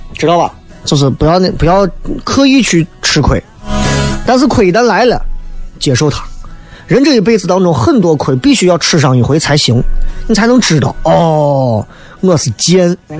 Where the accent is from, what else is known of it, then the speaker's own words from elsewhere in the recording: Xi'an, Shaanxi, China; 作为一个西安人来讲，还真的很难解释